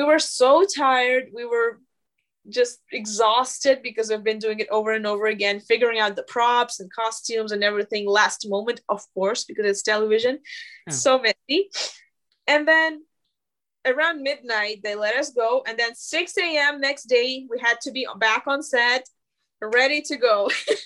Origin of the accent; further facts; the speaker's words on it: Moscow, Russia; now in Los Angeles, United States; I'm from Russia